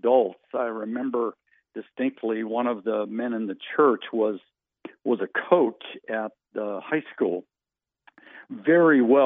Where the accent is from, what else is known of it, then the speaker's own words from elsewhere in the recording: Western Colorado, United States; moved away as an adult; now in Missouri, United States; we grew up in Western Colorado, and that's where all of my elementary, junior high, and high school years were spent